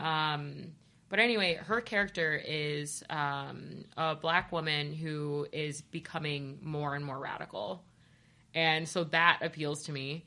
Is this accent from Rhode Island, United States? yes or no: no; Ohio, United States; I'm from Ohio